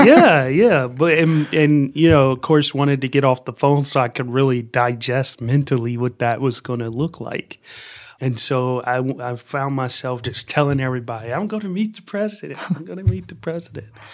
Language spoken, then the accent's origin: English; Columbus, Ohio, United States; I grew up here in Columbus, Ohio